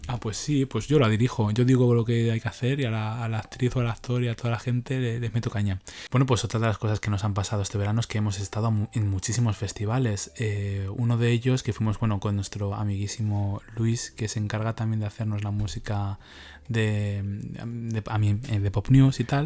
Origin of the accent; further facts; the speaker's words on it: Leganés, Community of Madrid, Spain; yo fui también aquí a las fiestas de Leganés, y que es que es mi pueblo.